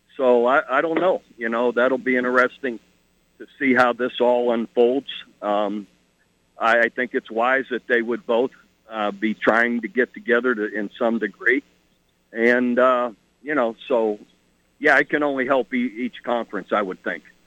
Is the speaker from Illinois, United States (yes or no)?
no; Ohio, United States; moved away; I'm from Ohio